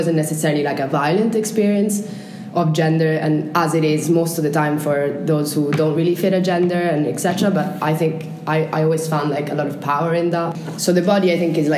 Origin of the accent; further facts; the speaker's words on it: Italy; English is a second language; moved away as an adult; I was born in Italy and I lived in Italy until I was 17, and then I left